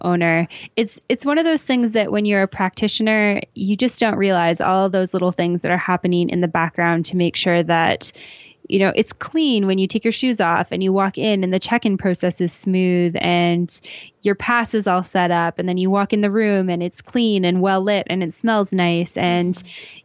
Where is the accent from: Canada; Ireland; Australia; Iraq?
Canada; a small town outside of Calgary, Alberta; moved away as an adult; now in Mexico City, Mexico; I'm originally from Western Canada, a small town outside of Calgary, Alberta